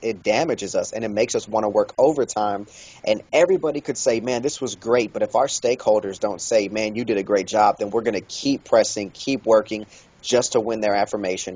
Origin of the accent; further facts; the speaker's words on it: Kansas City, Kansas, United States; I was born and raised in Kansas City, Kansas